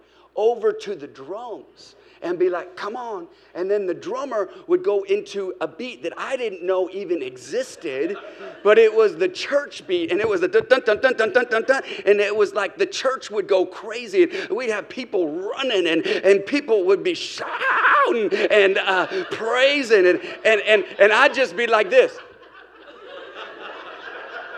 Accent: Seattle, Washington, United States; moved away as an adult; now in Hermosa Beach, United States; My wife and I, we were raised in Seattle

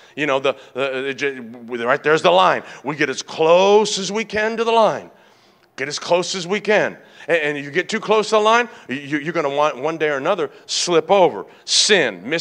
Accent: Tennessee, United States; now in San Diego, United States; I grew up in Tennessee, and next to this suburban neighborhood where I lived

